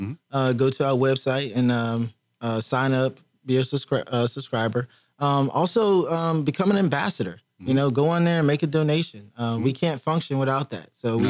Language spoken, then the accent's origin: English; Miami, Florida, United States; now in Texas, United States; I grew up in Miami area. I grew up in Florida.